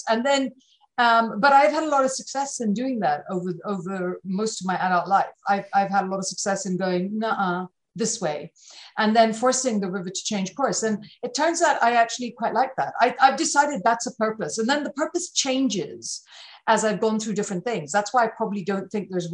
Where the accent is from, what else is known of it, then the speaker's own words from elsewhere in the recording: United Kingdom; I'm British